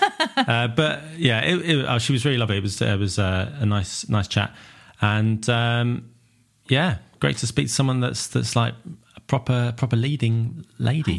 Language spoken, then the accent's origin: English; Southend-on-Sea, East of England, United Kingdom; I'm from Southend